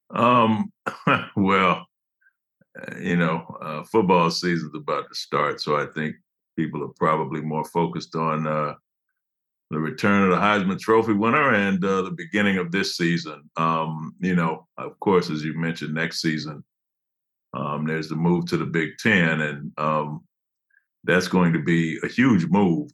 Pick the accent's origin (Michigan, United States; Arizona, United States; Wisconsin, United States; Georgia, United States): Michigan, United States; Detroit; moved away; also born or lived in Iowa City; I'm from Detroit